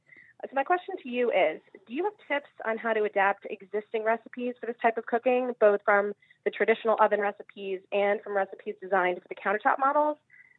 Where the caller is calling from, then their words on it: Providence, Rhode Island, United States; I'm calling from Providence, Rhode Island.